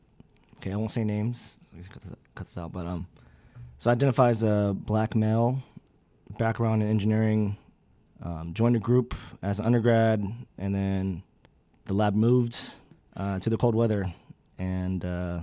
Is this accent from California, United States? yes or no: yes; California, United States; moved away as an adult; now in Midwest, United States; as a single black male growing up in the Midwest. Well, not growing up, but growing up in California, then moving to the Midwest.